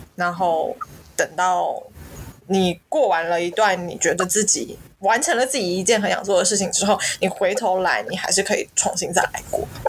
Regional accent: Taiwan; also born or lived in Shanghai, China; now in Malaysia; 我们身为台湾人

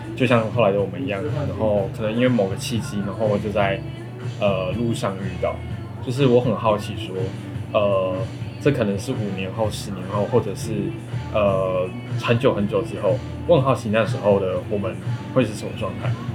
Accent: Kaohsiung, Taiwan; 我们一个是高雄人，一个是屏东人

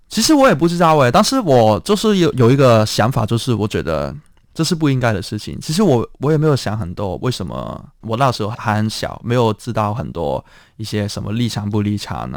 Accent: Hong Kong; 我是在香港的乌圈出生

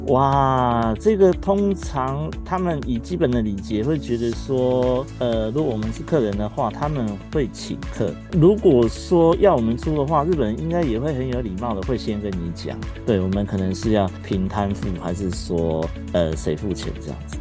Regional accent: Taiwan; moved away; also born or lived in Japan; 我们台湾人是喜欢这种很丰富、很热闹的感觉

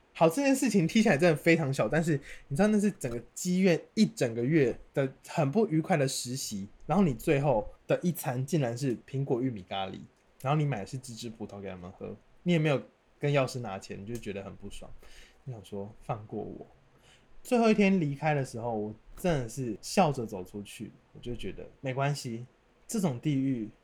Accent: Kaohsiung, Taiwan; 我是高雄人

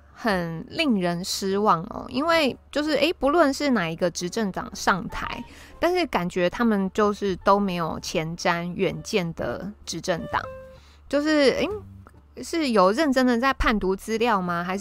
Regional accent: Taiwan; 身为台湾人真的是好惨哦，

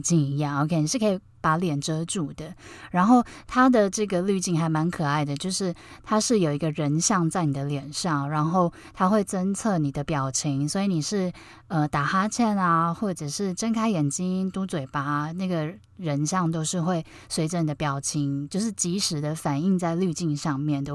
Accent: Taiwan; 原来我是台湾人

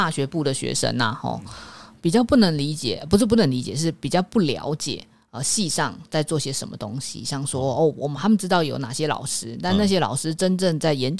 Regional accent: Taipei, Taiwan; 像我们台北人

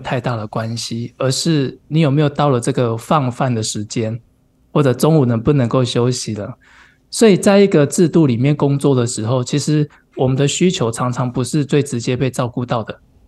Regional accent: Pingtung County, Taiwan; now in Tainan, Taiwan; 我屏东人。

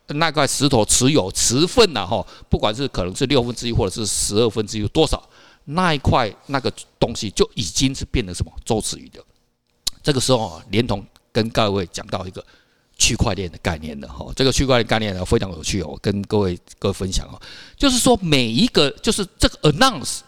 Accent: Taiwan; 我们台湾人

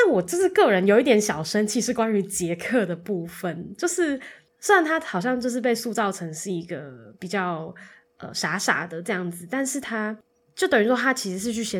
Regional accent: Tainan, Taiwan; 我小时候就在台南

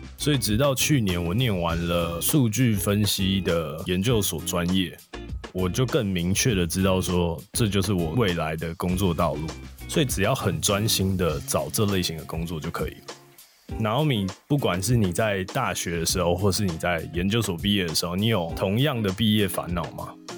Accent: Taipei, Taiwan; 毕竟我是台北的小孩，很多朋友还是在台北

